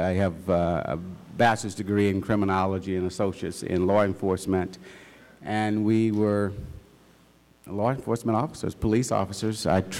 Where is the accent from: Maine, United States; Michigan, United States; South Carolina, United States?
South Carolina, United States; We were pastoring in South Carolina, my hometown.